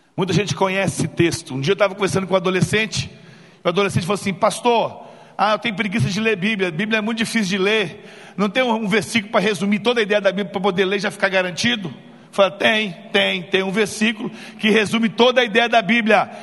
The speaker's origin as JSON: {"language": "Portuguese", "town": "Belo Horizonte", "region": "Minas Gerais", "country": "Brazil", "tie": "born or raised there", "said": "sou nascido e criado em Belo Horizonte"}